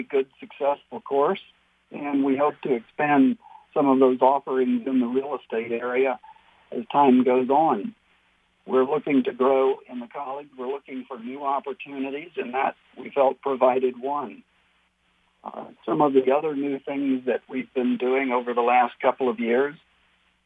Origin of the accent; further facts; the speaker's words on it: Beaumont, Texas, United States; moved away as an adult; also born or lived in Louisiana / New Mexico / Missouri; I actually was born here in Beaumont, raised in Beaumont, and went to Lamar University as a student.